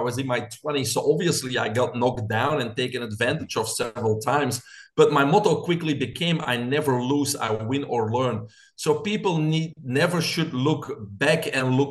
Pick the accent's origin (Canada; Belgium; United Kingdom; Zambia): Belgium; moved away as an adult; now in United States; I'm originally from Belgium.